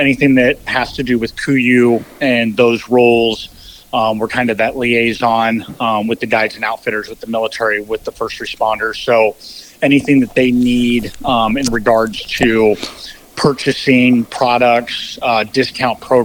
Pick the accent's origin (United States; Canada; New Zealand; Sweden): United States; Colorado; now in Alaska, United States; I grew up in Colorado, and in Colorado, you couldn't hunt big game until you were 14